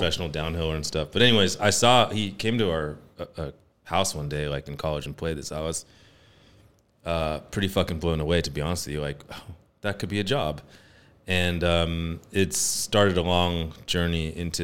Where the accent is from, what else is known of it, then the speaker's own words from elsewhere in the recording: Morgan Hill, California, United States; I grew up in Morgan Hill